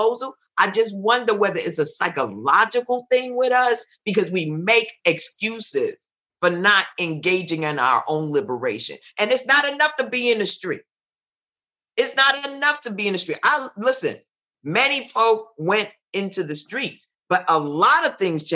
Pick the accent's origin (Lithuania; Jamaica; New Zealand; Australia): Jamaica; Because I'm Jamaican